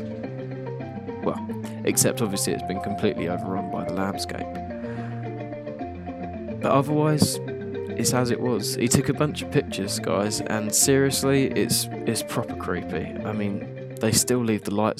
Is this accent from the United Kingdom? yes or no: yes; England, United Kingdom; I'm English, British